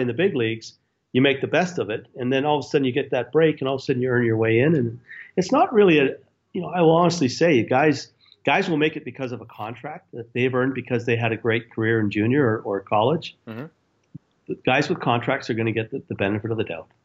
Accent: Edmonton, Alberta, Canada; moved away; also born or lived in Chicago; I left Chicago to go to Edmonton

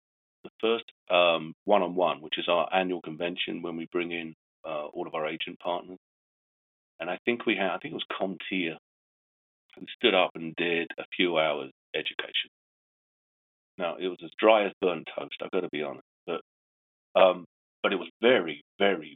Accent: England, United Kingdom; I'm English

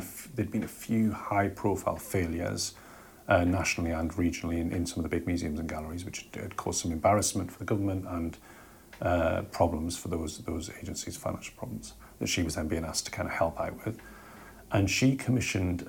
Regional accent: Jarrow, North East England, United Kingdom; my hometown, which is a place called Jarrow in the northeast of England

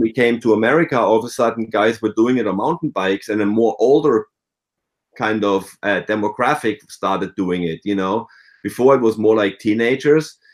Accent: near Freiburg in the Black Forest, Baden-Württemberg, Germany; moved away as an adult; now in United States; I grew up in the, near Freiburg in the Black Forest

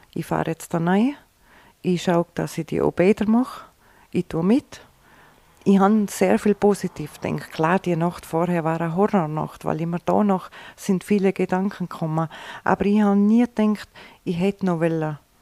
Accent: Vils, Tyrol, Austria; Ein richtiger Filzerer

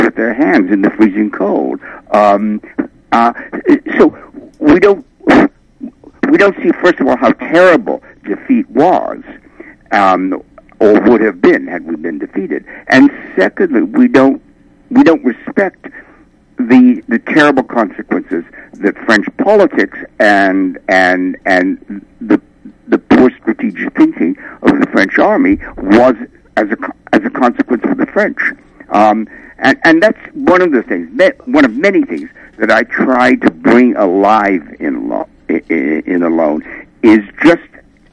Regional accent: England, United Kingdom; I'm English

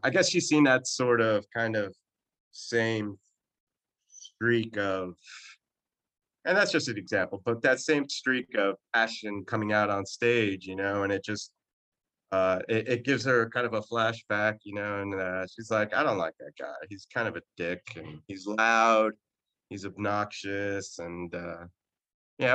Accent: New Jersey, United States; i am from Jersey and I'm, I'm a Jersey boy, born and raised

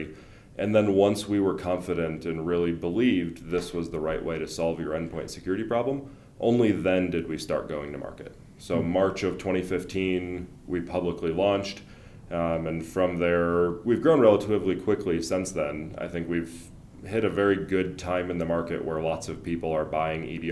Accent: Wisconsin and Michigan, Midwest, United States; moved away as an adult; also born or lived in Indiana; now in Colorado, United States; I'm actually a Wisconsin and Michigan guy, and then went to Purdue. So very much Midwest

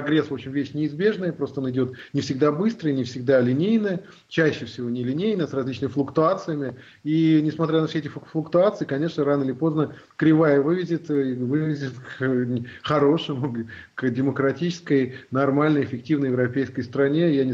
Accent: Russia; now in Germany; я вообще россиянин. То есть э, я же родился в России, жил всю жизнь в России, потом вот я переехал в Германию.

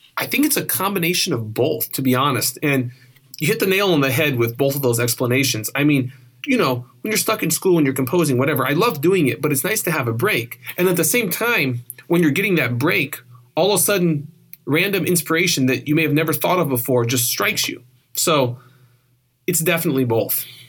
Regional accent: Oregon, United States; moved away; also born or lived in California; I grew up on the West Coast, and Oregon and a little bit of California.

